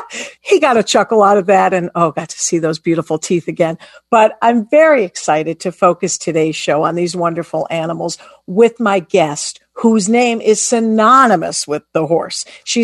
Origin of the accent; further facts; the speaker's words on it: Detroit, Michigan, United States; I grew up in Detroit, Michigan.